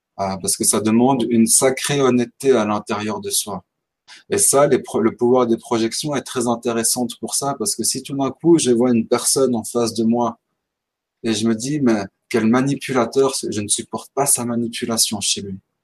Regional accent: Switzerland; j'ai 31 ans, je viens de Suisse.

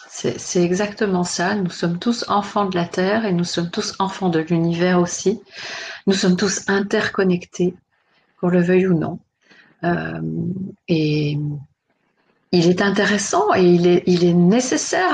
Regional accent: Switzerland; je suis née, j'ai grandi en Suisse

